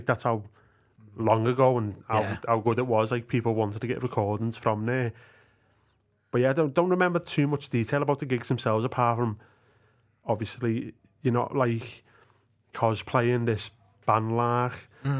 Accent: Manchester, North West England, United Kingdom; we're from Manchester. In this voice, didn't we? No method acting or nothing.

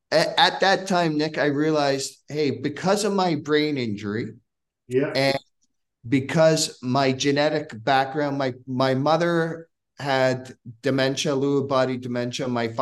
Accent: Scotland, United Kingdom; now in Hamilton, Canada; I came from Scotland, right, and to Hamilton, Ontario.

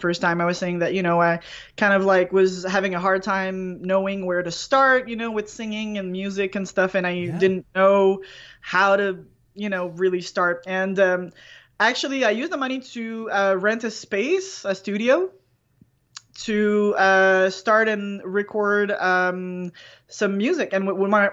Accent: Canada; accent: French Canadian; I'm French Canadian. I have a weird accent.

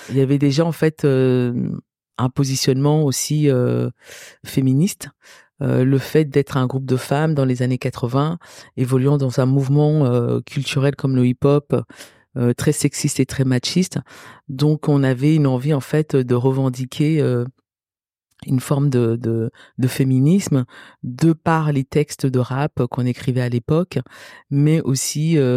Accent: Cameroon; born there; je suis née au Cameroun

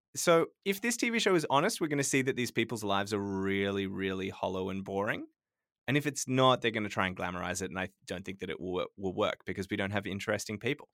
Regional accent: Sydney, New South Wales, Australia; moved away; Growing up in Sydney

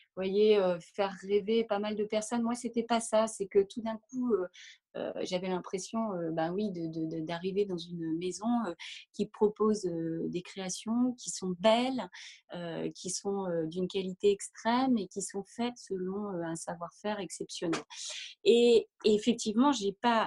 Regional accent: Normandy, France; moved away as an adult; also born or lived in Paris; je suis originaire de Normandie

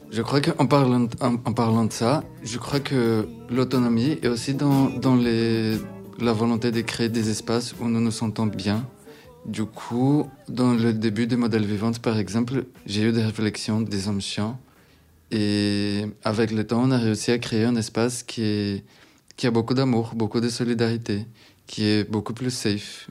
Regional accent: Recife, Pernambuco, Brazil; French is a second language; moved away as an adult; now in France; Je viens de Recife, au Brésil, une ville au nord-est du Brésil

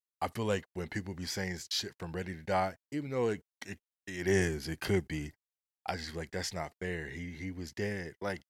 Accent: West Coast, United States; I'm from the West Coast.

